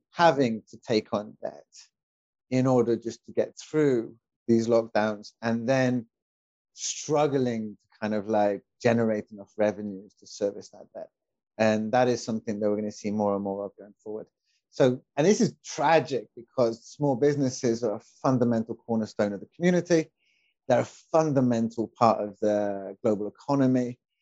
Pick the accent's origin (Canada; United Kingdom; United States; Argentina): United Kingdom; moved away; my wife and I, we are both expats. My wife is Mexican, and I'm British